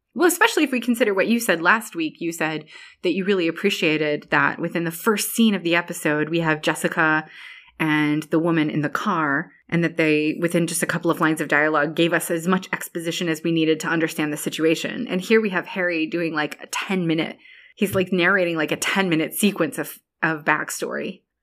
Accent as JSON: {"language": "English", "country": "Ireland", "said": "I'm Irish"}